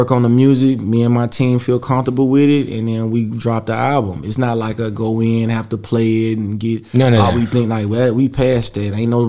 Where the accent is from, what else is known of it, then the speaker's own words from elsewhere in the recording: the South, United States; It was still some great people we met there, and then even with me, it was the understanding that I'm from the South. I'm from a place that a lot of people haven't even been, right?